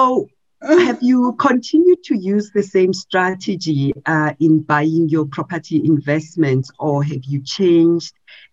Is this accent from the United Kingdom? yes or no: no; Soweto, Gauteng, South Africa; I grew up in Soweto.